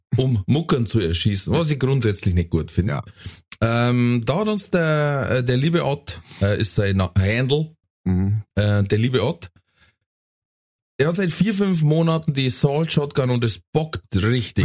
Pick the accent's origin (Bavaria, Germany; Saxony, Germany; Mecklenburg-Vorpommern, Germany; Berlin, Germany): Bavaria, Germany; Ingolstadt; bei uns in Ingolstadt